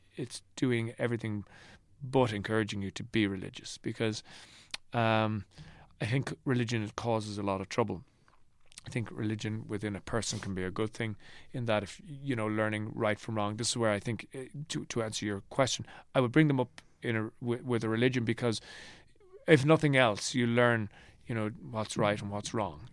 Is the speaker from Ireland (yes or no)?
yes; Ireland; also born or lived in New York; this hemming and hawing that we do as Irish people